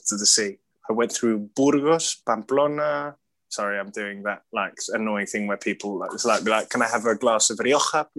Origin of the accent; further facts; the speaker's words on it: London, United Kingdom; I was born in London